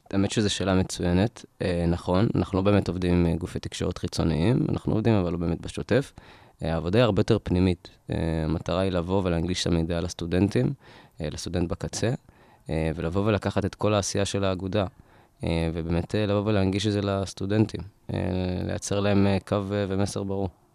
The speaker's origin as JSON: {"language": "Hebrew", "town": "Rishon LeZion", "region": "Central District", "country": "Israel", "moved": "as an adult", "lives_now": "Ramat Gan, Israel", "said": "אני מראשון"}